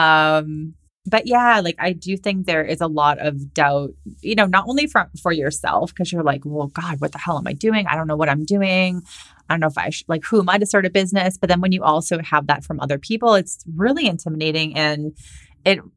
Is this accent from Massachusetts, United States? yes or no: yes; Boston, Massachusetts, United States; moved away; also born or lived in California; I was living in California. I'm from Boston, and like that's where all my family and friends are